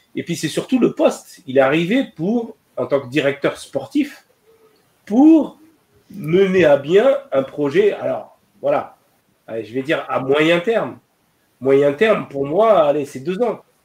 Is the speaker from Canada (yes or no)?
no; Algeria; chez nous en Algérie